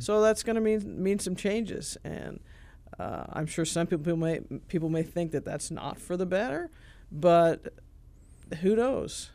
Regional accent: Clarksburg, Illinois, United States; also born or lived in Charleston, Illinois; I'm from Clarksburg, uh, but nobody knows where that is. It's south of Shelbyville

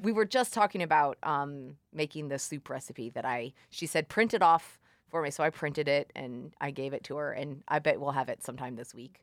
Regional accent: Columbia, United States; moved away as an adult; I, I'm from Columbia

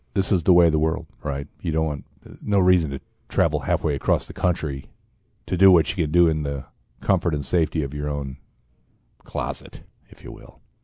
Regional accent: Fort Wayne, Indiana, United States; I'm from Fort Wayne

